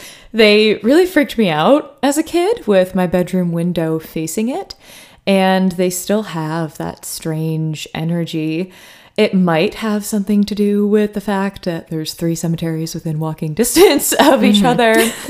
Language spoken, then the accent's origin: English; Troy, New York, United States; growing up in Troy, New York.